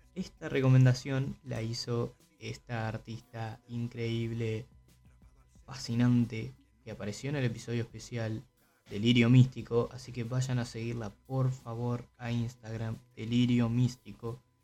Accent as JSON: {"language": "Spanish", "country": "Uruguay"}